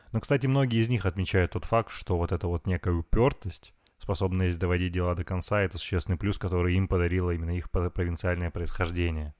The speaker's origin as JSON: {"language": "Russian", "town": "Chelyabinsk", "region": "Chelyabinsk Oblast", "country": "Russia", "moved": "yes", "lives_now": "Moscow, Russia", "said": "мы с тобой оба парни из провинции. Я из Челябинска, ты из Перми, уральские москвичи"}